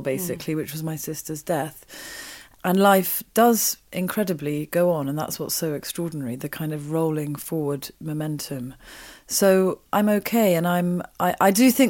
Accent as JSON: {"language": "English", "area": "Wiltshire", "region": "South West England", "country": "United Kingdom", "tie": "born or raised there", "also_born_or_lived": "Oxford", "said": "I grew up in Oxford and then in Wiltshire"}